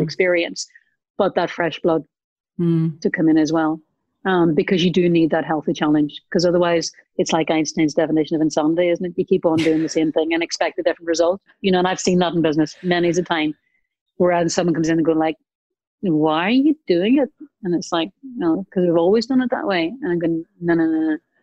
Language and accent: English; Northern Ireland, United Kingdom; growing up in Northern Ireland